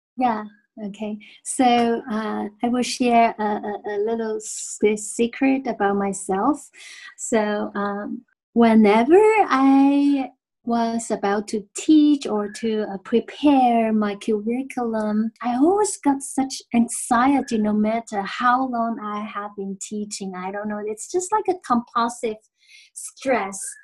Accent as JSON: {"language": "English", "country": "Taiwan", "said": "I'm from Taiwan"}